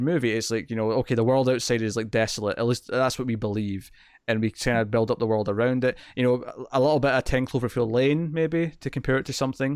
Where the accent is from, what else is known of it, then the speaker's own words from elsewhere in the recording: Scotland, United Kingdom; I'm Scottish